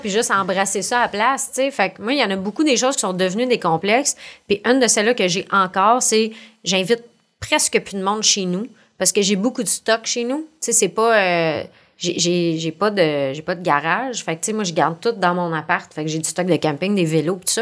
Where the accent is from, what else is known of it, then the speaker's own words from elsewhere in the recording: Montreal, Quebec, Canada; accent: accent de pauvre; j'appelle mon accent de pauvre, là, c'est que je viens du sud-ouest de Montréal